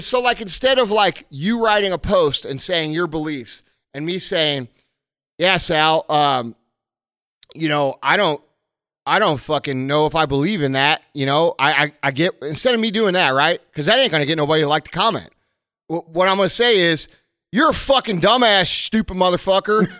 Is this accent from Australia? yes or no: no; United States; we as American people